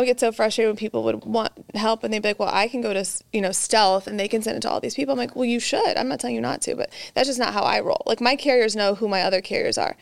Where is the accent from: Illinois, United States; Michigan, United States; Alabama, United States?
Illinois, United States; central; now in Texas, United States; I'm from Illinois. Um, I'm a Texas transplant, so I'm here for life now. But from, uh, Illinois, a small town in central Illinois